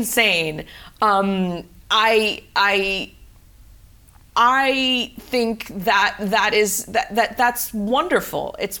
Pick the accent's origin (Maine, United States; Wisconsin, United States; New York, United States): New York, United States; New York City; I am originally from the Bronx, New York.